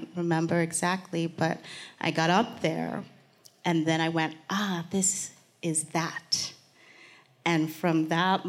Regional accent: Nigeria; moved away; I was born in Nigeria.

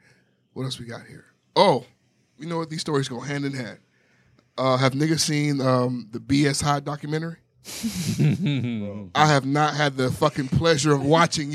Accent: Miami, Florida, United States; I tell him, I'm from Miami.

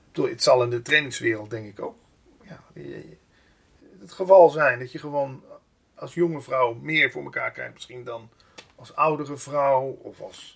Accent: Limburg, Netherlands; accent: Limburgish dialect; moved away; ik kom oorspronkelijk uit Limburg.

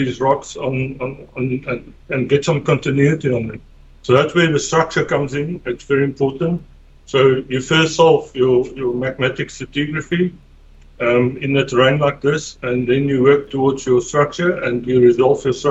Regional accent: South Africa; I'm from South Africa

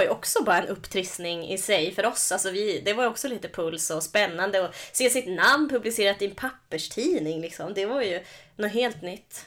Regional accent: Norrland, Sweden; min norrländska sida

